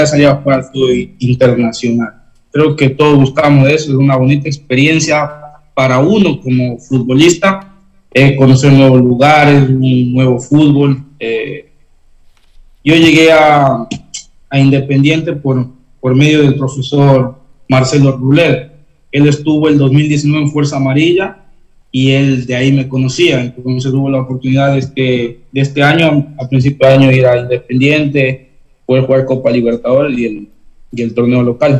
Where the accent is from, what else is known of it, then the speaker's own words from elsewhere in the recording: Cotacachi, Imbabura, Ecuador; also born or lived in Intag, Imbabura; yo soy nacido en un, pueblo que se llama Inta, que está en Imbabura. Eh, crecí en, en Cotacachi con, con mis padres